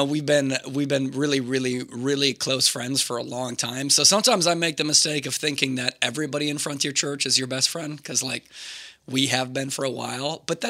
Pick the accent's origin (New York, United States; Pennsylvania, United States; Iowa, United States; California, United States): Iowa, United States; Hampton; my hometown over there.